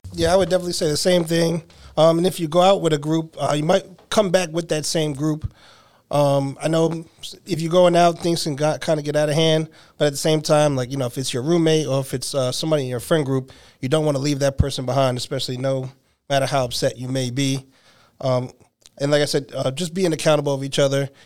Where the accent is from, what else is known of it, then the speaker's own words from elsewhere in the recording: New Jersey, United States; now in Nashville, United States; I'm originally from New Jersey, and I've been here for three years.